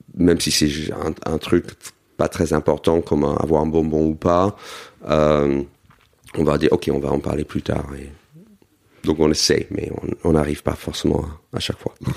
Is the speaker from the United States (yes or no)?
yes; United States; now in Paris, France; j'ai grandi aux États-Unis dans une communauté juive